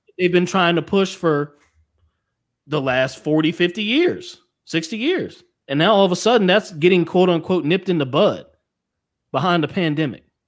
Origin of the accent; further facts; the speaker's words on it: United States; I'm American